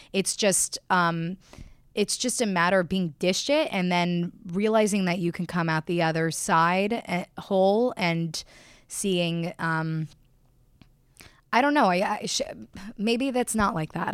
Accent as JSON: {"language": "English", "town": "Miami", "region": "Florida", "country": "United States", "tie": "born or raised there", "also_born_or_lived": "Austin, Texas", "moved": "as an adult", "said": "I grew up in Miami"}